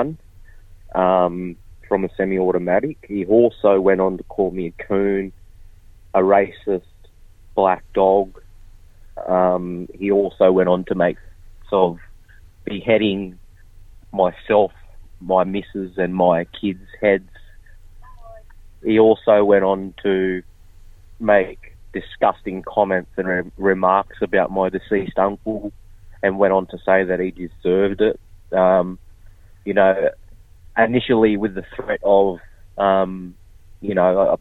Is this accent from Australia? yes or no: yes; Kempsey, New South Wales, Australia; born or raised there